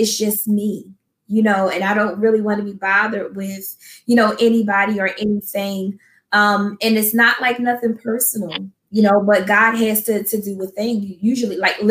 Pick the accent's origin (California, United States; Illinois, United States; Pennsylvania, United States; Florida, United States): Pennsylvania, United States; Philadelphia; moved away as an adult; now in New Jersey, United States; I'm originally though from Philadelphia, I've been in New Jersey, I think, for maybe like almost 3 years now